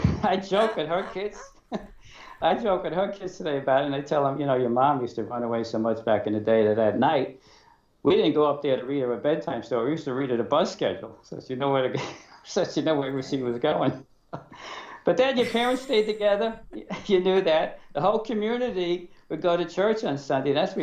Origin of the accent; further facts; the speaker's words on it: New York City, New York, United States; I was born in Brooklyn, like you said. I went to an all-male parochial school